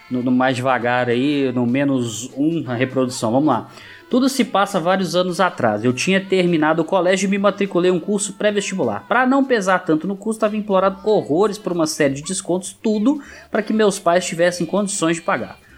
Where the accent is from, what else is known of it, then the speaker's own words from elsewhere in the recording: Porto Alegre, Rio Grande do Sul, Brazil; Não irei revelar meu nome por uma questão de segurança. Sou de Porto Alegre e tenho 27 anos.